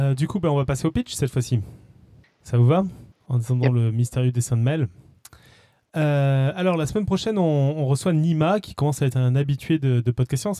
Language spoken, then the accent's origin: French; Toulouse, Occitania, France; moved away; Je viens de Toulouse à la base